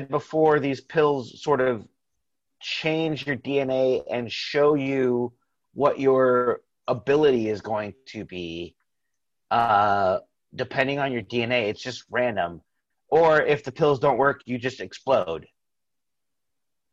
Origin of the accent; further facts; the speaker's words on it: Tampa, Florida, United States; we're from Tampa